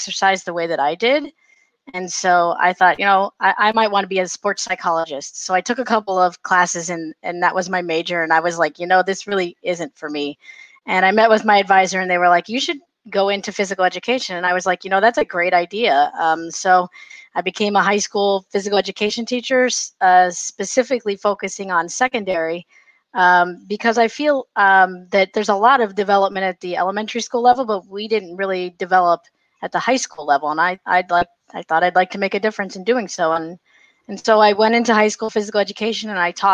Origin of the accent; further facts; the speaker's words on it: Arizona, United States; also born or lived in Ohio; born and raised in Arizona. I did go to high school here in Arizona